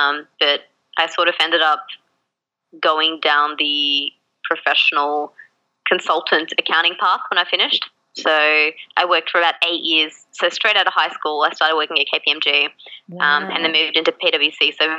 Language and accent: English; Australia; also born or lived in Bangalore, India / Malaysia; But I was born in Bangalore in India. And we moved to Malaysia when I was, gosh, I think I was like 4 or 5. And I was back and forth between the two countries for a couple of years. And then we moved to Australia when I was 7.